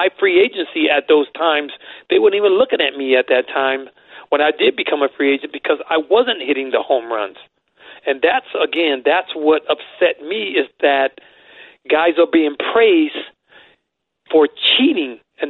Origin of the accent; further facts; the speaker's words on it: East Chicago, Indiana, United States; also born or lived in Cleveland; where I grew up and in Cleveland and in East Chicago